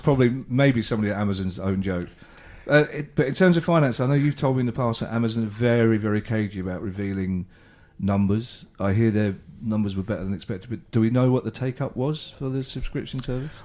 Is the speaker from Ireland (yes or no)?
yes; Donegal, Ulster, Ireland; I'm from Donegal. I was twenty-five before I was made aware of the existence of other counties in Ireland.